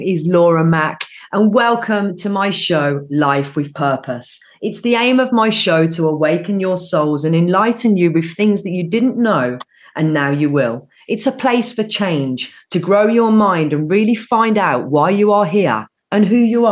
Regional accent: Birmingham, West Midlands, United Kingdom; accent: Brummie; I'm from Birmingham through and through. So where you met me, which we were at the show, I live literally 10 minutes down the road. That's where I've grew up

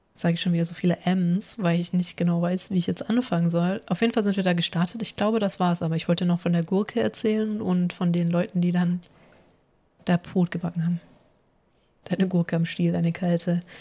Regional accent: Germany; uns als Deutsche

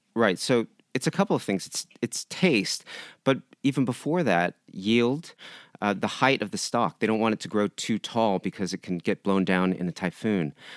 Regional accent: San Diego, California, United States; moved away as an adult; now in Japan; I grew up in San Diego

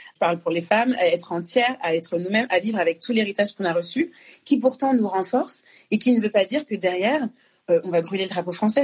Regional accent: France; also born or lived in Congo; je suis née au Congo je suis arrivée en France à deux ans le fait que je sois née au Congo que j'ai grandi en France

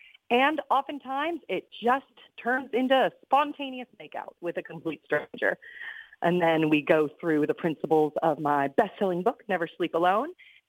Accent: Odessa, Florida, United States; moved away as an adult; now in New York City, United States; So when I turned 22 years old, I moved from Odessa, Florida to New York City, got a job as a singing waitress at Ellen Stardust Diner in Times Square.

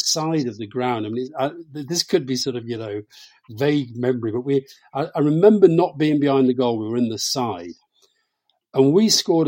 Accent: Keighley, Yorkshire and the Humber, United Kingdom; as a young kid growing up in Keighley

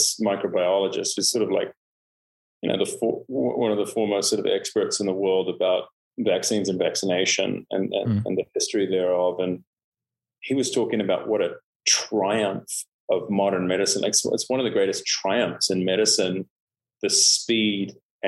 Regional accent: New Zealand; also born or lived in Canada; now in Los Angeles, United States; I moved from Canada to New Zealand when I was almost five. Mm. And I just always felt, you know, like a foreigner, even though, you know, I essentially grew up in New Zealand

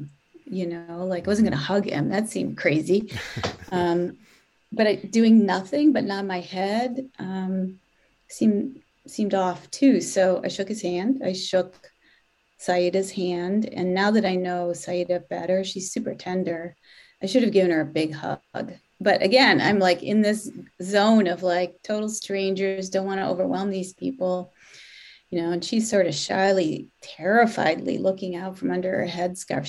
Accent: Detroit, Michigan, United States; now in Boston, United States; I'm Catholic. I grew up in Detroit

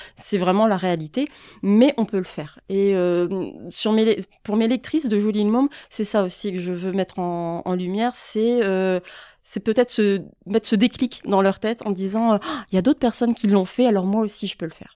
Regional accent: Boulogne-sur-Mer, Hauts-de-France, France; moved away as an adult; now in Lille, France; moi je suis originaire donc de Boulogne-sur-Mer, je suis pas mhm. lilloise euh, d'origine

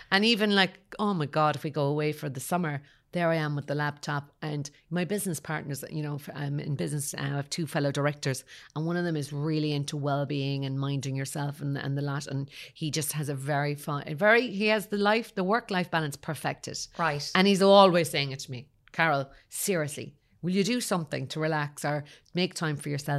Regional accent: Kerry, Munster, Ireland; moved away; also born or lived in Dublin / Cork; I suppose I'm from Kerry originally

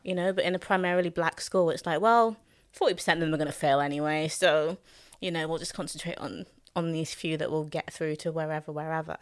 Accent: London, United Kingdom; I was born in Hackney, born and raised in Hackney

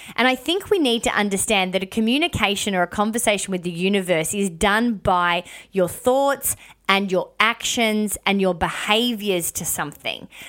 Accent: Melbourne, Victoria, Australia; moved away as an adult; also born or lived in Cairns; I lived in Melbourne, born and bred in Melbourne

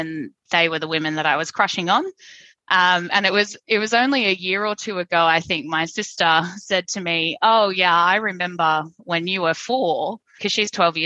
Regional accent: Brisbane, Queensland, Australia; accent: twang; I grew up in Brisbane in a very religious family

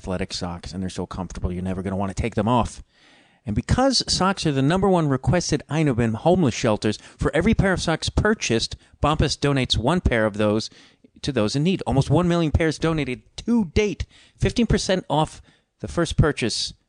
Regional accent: outside of Chicago, Illinois, United States; That's how people in my hometown actually speak outside of Chicago. Not Chicago proper

